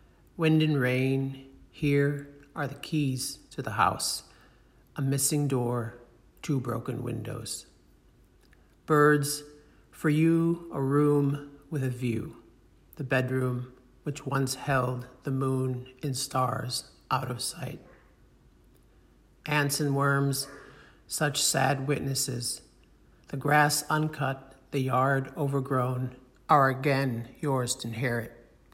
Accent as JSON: {"language": "English", "town": "Detroit", "region": "Michigan", "country": "United States", "tie": "born or raised there", "said": "it's the one in which I grew up in Detroit"}